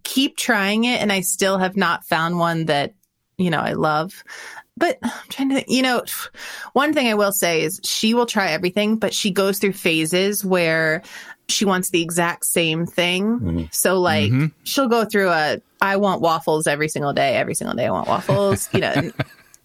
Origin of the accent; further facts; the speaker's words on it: Florida, United States; I grew up eating a lot of gator tail because I grew up in Florida